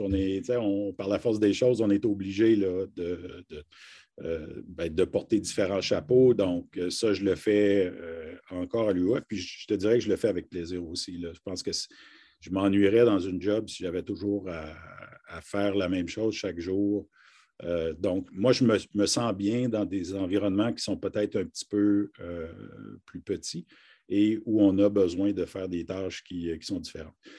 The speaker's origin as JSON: {"language": "French", "town": "Harty", "region": "Ontario", "country": "Canada", "tie": "born or raised there", "also_born_or_lived": "Kapuskasing, Ontario", "said": "je suis originaire d'une, de, en fait, d'un petit village qui s'appelle Harty"}